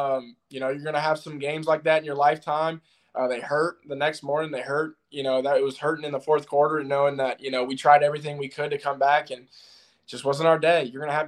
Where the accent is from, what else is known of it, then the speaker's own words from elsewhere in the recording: Fargo, North Dakota, United States; born there; also born or lived in Tampa / Seattle / Jacksonville / Toledo; I mean, I was born in Fargo, North Dakota. I moved to Tampa, moved to Seattle, moved to Jacksonville, then moved to Toledo, Ohio.